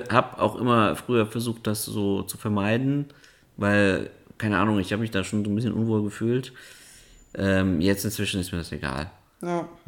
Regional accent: Kazakhstan; born there; Ja, aber dann bist du Kasache, weil du bist ja in Kasachstan geboren.

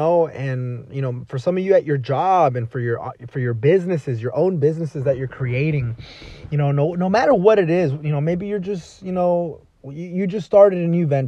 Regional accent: Dallas, Texas, United States; moved away as an adult; also born or lived in Los Angeles, California; now in California, United States; I was born and raised in Dallas, Texas

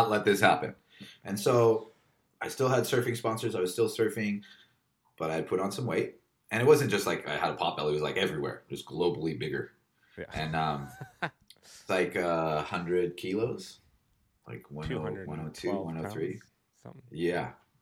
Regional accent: Kauai, Hawaii, United States; also born or lived in Los Angeles, United States; now in Melbourne, Australia; I grew up on Kauai with a crew of people

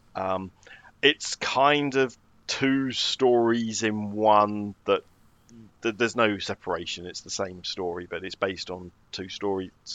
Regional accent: United Kingdom

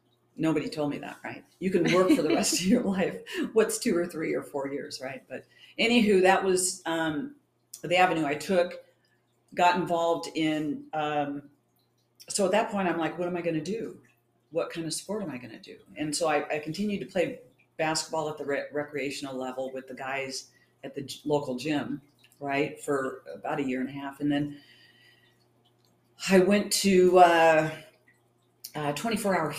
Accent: East County, California, United States; I grew up in East County.

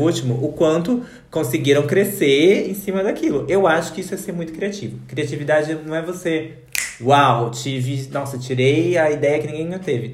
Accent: Brazil

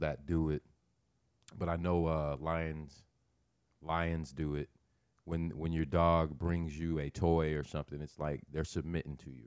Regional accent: Nebraska, United States; I'm from Nebraska, but I've never been on a farm.

